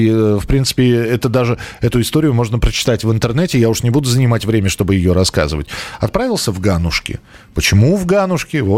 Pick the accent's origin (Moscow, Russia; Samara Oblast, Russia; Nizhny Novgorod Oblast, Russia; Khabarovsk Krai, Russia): Khabarovsk Krai, Russia; Khabarovsk; Э, здравствуйте, я выросла в Хабаровске.